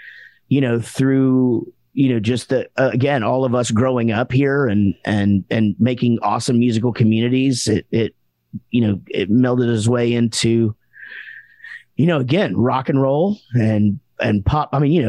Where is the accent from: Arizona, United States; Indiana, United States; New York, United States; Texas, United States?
Texas, United States; North; born or raised there